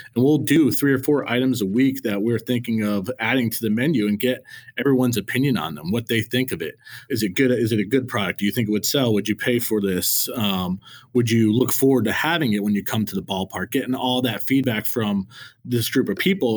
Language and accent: English; Connecticut, United States; growing up in Connecticut, I went to Yankee Stadium a lot, a lot as a kid